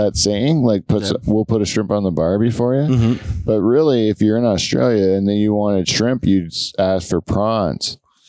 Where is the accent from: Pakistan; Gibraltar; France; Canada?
Canada; Canada's so big. It makes us like inefficient at everything.